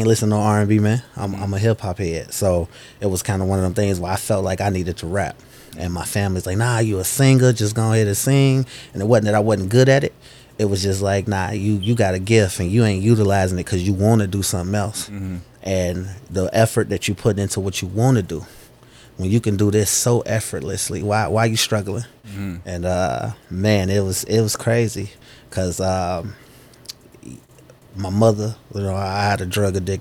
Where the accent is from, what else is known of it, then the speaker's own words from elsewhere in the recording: Chicago, Illinois, United States; south side of Chicago, born and raised